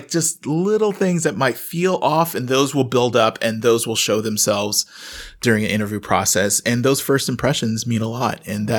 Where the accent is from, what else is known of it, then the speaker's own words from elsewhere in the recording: the South, United States; I'm from the South. If you're the mailman and you're hanging out too long, you're getting fed.